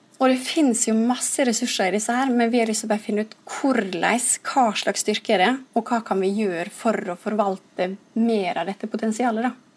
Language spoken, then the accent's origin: Norwegian; Ulsteinvik, Møre og Romsdal, Norway; Jeg kommer jo fra Ulsteinvik, som er fra øya